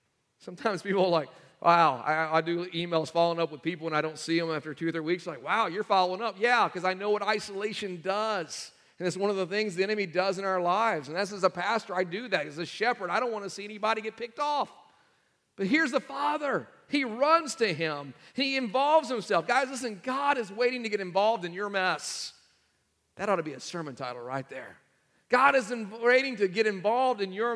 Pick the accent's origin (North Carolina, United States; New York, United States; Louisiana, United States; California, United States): North Carolina, United States; we are from North Carolina